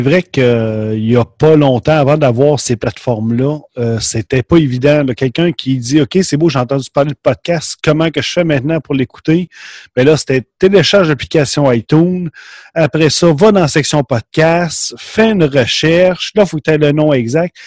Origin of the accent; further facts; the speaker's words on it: Quebec, Canada; accent: Québécois; notre accent